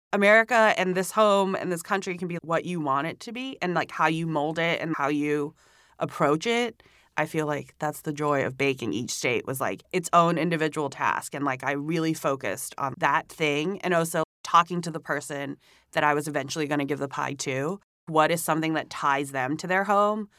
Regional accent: Hong Kong; moved away as an adult; also born or lived in Singapore / Savannah, Georgia, United States; now in New York City, United States; I was born in Singapore, but I grew up in Hong Kong

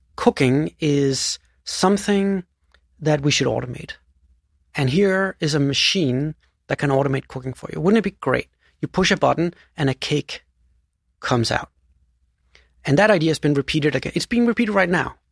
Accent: Denmark; moved away; So I was born in, in, uh, Denmark, and I grew up on this tiny island south of Sweden, uh, which has forty thousand inhabitants

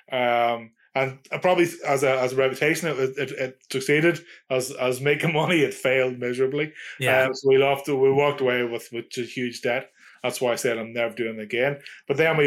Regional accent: Ireland; I'm Irish.

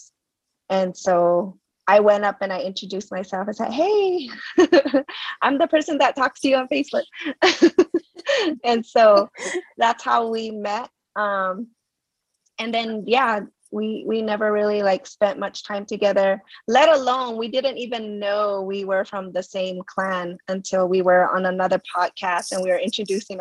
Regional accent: Zuni, New Mexico, United States; I am from Zuni, New Mexico, and born and raised here, been living here most of my life, except for college.

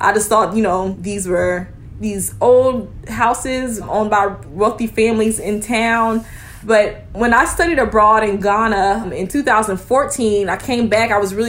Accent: Sumter, South Carolina, United States; my fourth grade grandmother and my third grade grandfather were actually enslaved by a Penn alum in my hometown of Sumter, South Carolina.

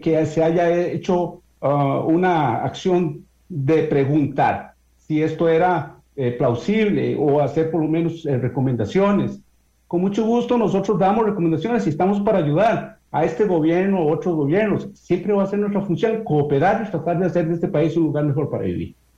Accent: Costa Rica; nosotros como costarricenses

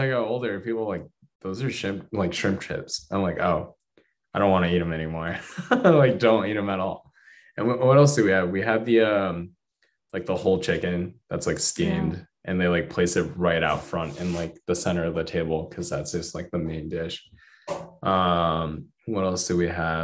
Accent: Providence, Rhode Island, United States; growing up in Providence, Rhode Island

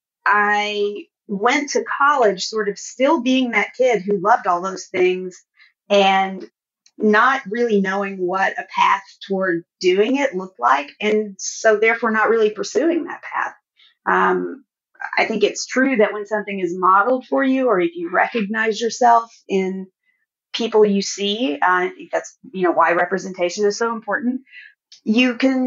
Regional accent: Arkansas, United States; I did grow up in Arkansas, in a town of about 3,000 people with one stoplight

